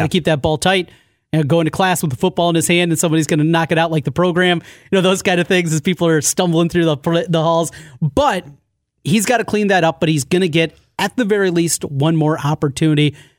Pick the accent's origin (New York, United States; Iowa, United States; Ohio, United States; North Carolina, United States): Iowa, United States; Osage; I grew up in Osage.